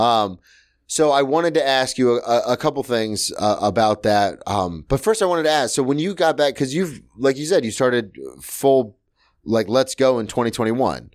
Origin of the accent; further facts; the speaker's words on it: the South, United States; now in New York, United States; I'm from the South